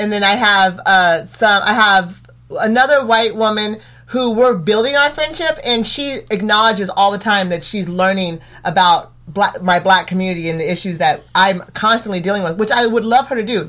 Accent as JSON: {"language": "English", "town": "Eugene", "region": "Oregon", "country": "United States", "tie": "born or raised there", "said": "I grew up here in Eugene"}